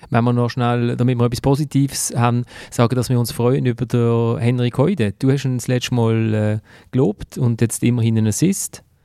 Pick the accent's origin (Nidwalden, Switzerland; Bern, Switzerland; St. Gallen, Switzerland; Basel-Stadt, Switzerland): Basel-Stadt, Switzerland; Basel; ich als Basler